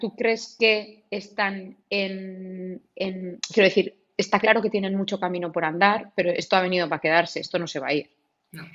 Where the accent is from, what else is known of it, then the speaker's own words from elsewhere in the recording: Gipuzkoa, Basque Country, Spain; en mi pueblo, como para no verlo eh, a nivel guipuzcoano y como para no verlo a nivel del País Vasco, que ya sabemos cómo somos todos